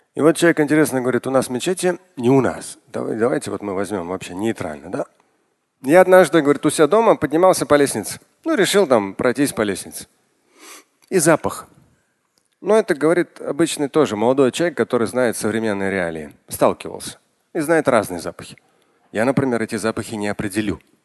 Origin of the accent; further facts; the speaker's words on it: Moscow, Russia; я родился в Москве, это были тоже опасные восьмидесятые, когда я учился в школе